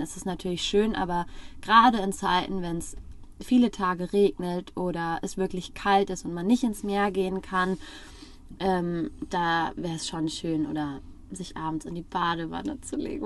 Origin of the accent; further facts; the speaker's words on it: Frankfurt am Main, Hesse, Germany; moved away; wir kommen aus Frankfurt am Main